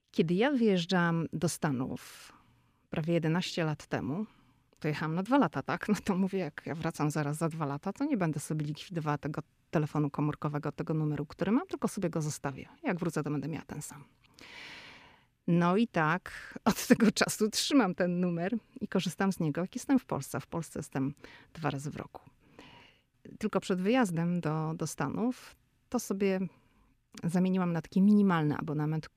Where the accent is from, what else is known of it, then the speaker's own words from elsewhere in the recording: Szczecin, West Pomeranian Voivodeship, Poland; now in United States; my jesteśmy ze Szczecina